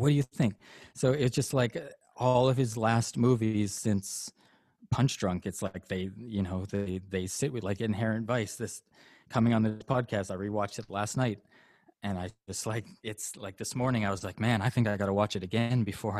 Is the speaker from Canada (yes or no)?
yes; Canada; Yeah, I'm Canadian. I'm raised by a Catholic, lapsed Catholic mom.